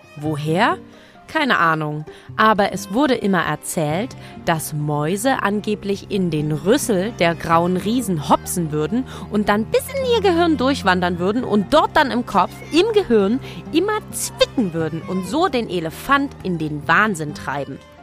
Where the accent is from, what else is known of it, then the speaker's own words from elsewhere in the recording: Leipzig, Saxony, Germany; meine Heimatstadt Leipzig